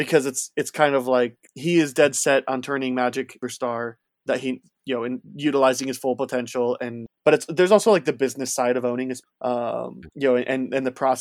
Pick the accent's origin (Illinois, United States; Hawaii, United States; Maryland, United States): Illinois, United States; near Chicago; growing up near Chicago in the late 90s, early 2000s